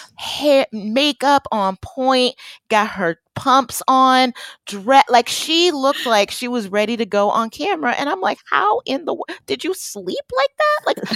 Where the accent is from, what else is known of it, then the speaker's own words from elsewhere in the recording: Detroit, Michigan, United States; moved away; also born or lived in Boston; my real hometown too, Detroit